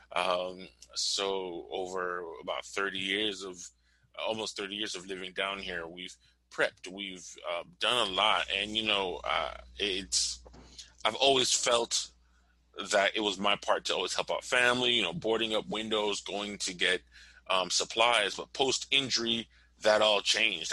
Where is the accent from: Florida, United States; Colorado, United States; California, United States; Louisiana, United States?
Florida, United States; Miami; I'm from Miami, Florida, 305 all day long